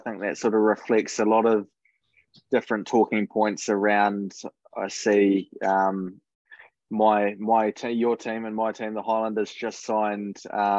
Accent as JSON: {"language": "English", "country": "New Zealand", "moved": "yes"}